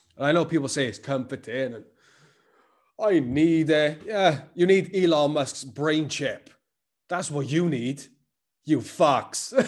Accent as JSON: {"language": "English", "town": "Cardiff", "region": "Wales", "country": "United Kingdom", "accent": "Cardiff", "said": "I'm Cardiff as fuck"}